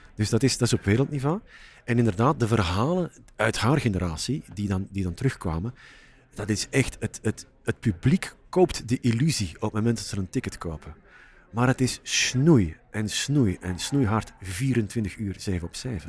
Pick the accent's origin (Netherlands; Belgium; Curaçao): Belgium; Flanders; Als Vlaming